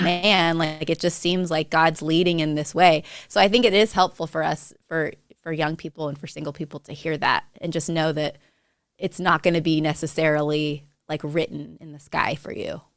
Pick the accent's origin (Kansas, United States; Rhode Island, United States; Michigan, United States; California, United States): California, United States; Monterey; moved away as an adult; also born or lived in New Mexico; now in Montana, United States; I was, uh, born and raised in Monterey, California